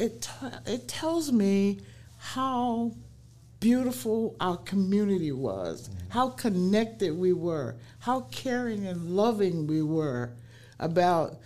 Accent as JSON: {"language": "English", "town": "New Orleans", "region": "Louisiana", "country": "United States", "tie": "born or raised there", "also_born_or_lived": "Michigan", "moved": "as an adult", "lives_now": "South Sound, Washington, United States", "said": "growing up in New Orleans was a wonderful experience for me"}